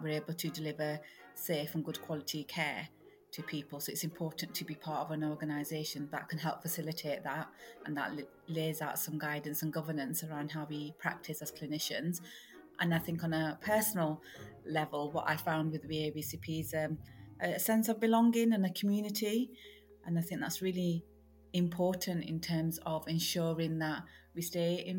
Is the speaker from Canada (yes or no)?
no; Rochdale, North West England, United Kingdom; my hometown of Rochdale